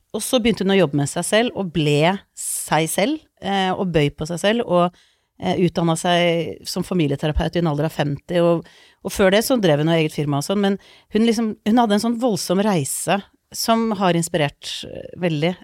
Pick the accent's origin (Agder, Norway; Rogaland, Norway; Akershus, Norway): Akershus, Norway; Lommedalen; also born or lived in Iceland; Jeg er født på Island, eh, flytta til Norge da jeg var to, og vokste opp mesteparten i Lommedalen.